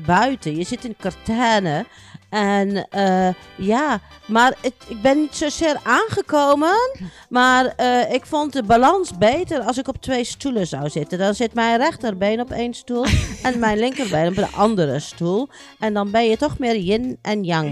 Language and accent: Dutch; Groningen, Netherlands; also born or lived in Kerkrade, Limburg; ik ben in mijn vroege jeugd eh, ben ik verhuisd met mijn ouders naar Groningen.